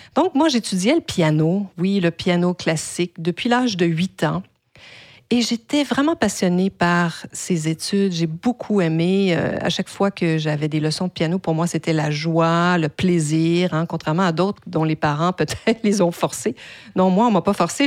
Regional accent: Quebec, Canada; first language French; also born or lived in United States; J'ai donc fait mes études en français qui est ma langue maternelle dans la province de Québec, hein, au Canada

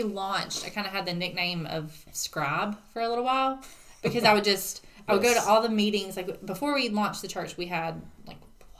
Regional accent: United States; No, so I grew up around here. I'm also from Courtney, like you are.

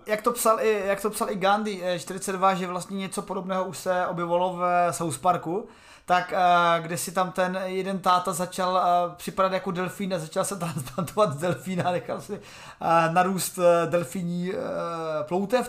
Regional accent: Czechia; jsem Čech

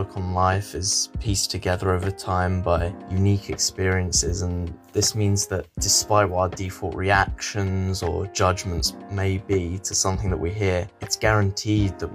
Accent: London, United Kingdom; I'm from London, UK

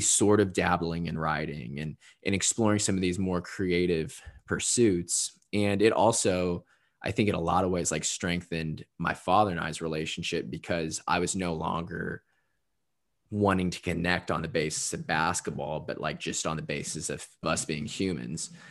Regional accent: Southern Indiana, United States; also born or lived in Louisville, Kentucky; me growing up in Southern Indiana

